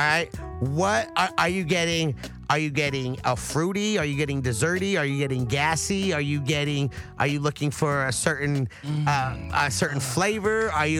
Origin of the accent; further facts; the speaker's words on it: the Valley, California, United States; I'm from the Valley.